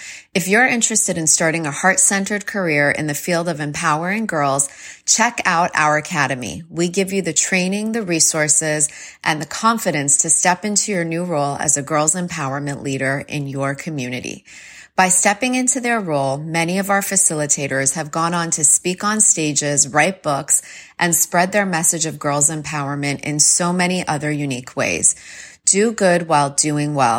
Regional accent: Toronto, Ontario, Canada; also born or lived in Iran; I was born in Iran, moved to Toronto. My parents wanted to give us a better life. And I moved there when I was 3 years old

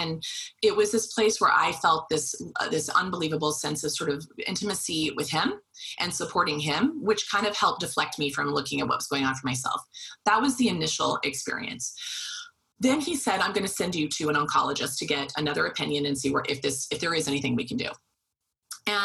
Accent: Wichita, Kansas, United States; I was from Wichita, Kansas.

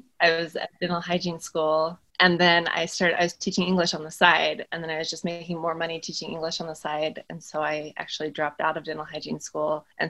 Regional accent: Utah, United States; I grew up in Utah in a family of 5 children and the second oldest.

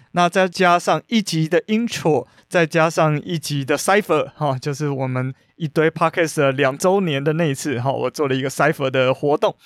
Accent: Taiwan; 我们台湾人

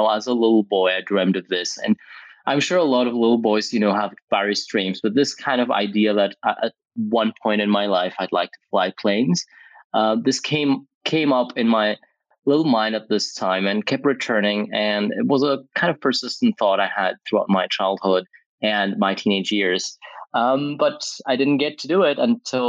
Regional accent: Greece; now in Athens, Greece; my hometown in Greece, where I grew up

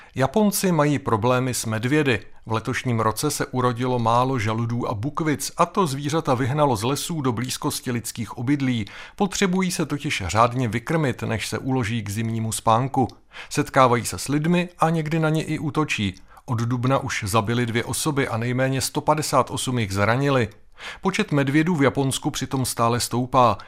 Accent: Czechia; I u nás v Čechách

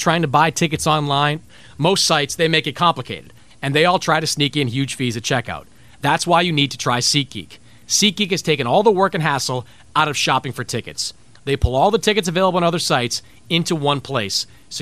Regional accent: Northeast, United States; I'm from the Northeast

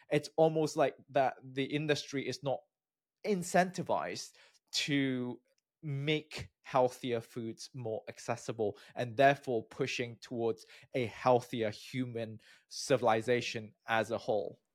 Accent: Malaysia; moved away as an adult; also born or lived in United Kingdom; now in United States; I'm from Malaysia

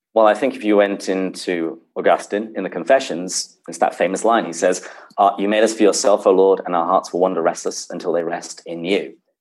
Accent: England, United Kingdom; accent: British; also born or lived in Seattle; now in San Diego, United States; I was born and raised in England uh, before I came to bless America

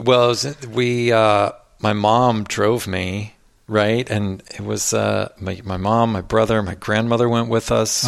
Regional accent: Cincinnati, Ohio, United States; moved away; also born or lived in Austin, Texas / Williamstown, Massachusetts; I grew up in Cincinnati, Ohio

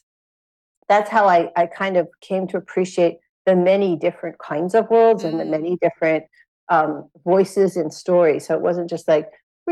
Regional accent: Big Island of Hawaii, United States; I grew up on the Big Island of Hawaii

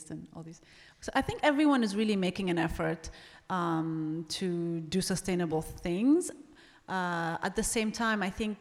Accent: Ethiopia; moved away; growing up in Ethiopia

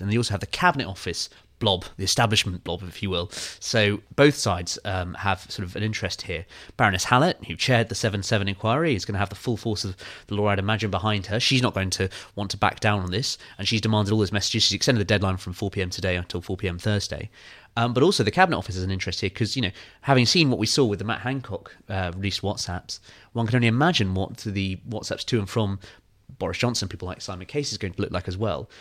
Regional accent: Kew, London, United Kingdom; I'm from Kew, right? So I grew up

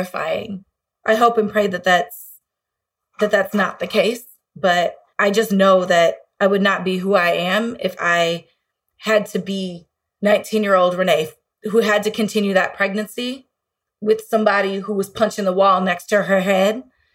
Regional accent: Illinois, United States; my home state of Illinois

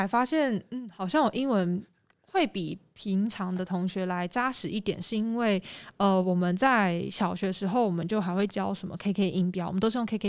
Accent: Taiwan; 整个学校只有我一个台湾人，然后有时候可能上到历史课、政治课就会比较敏感一点

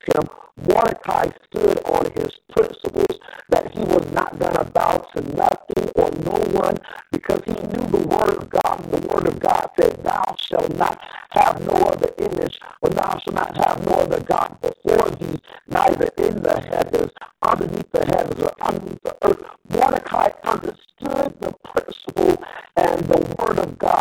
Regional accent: Atlanta, Georgia, United States; in my hometown of Atlanta, Georgia

